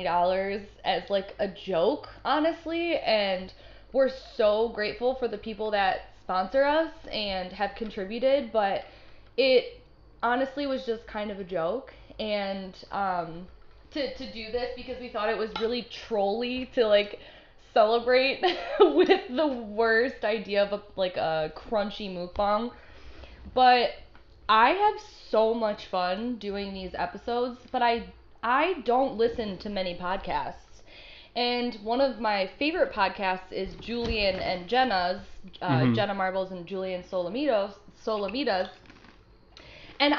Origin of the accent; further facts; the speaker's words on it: Netherlands; I am from the Netherlands, Margie.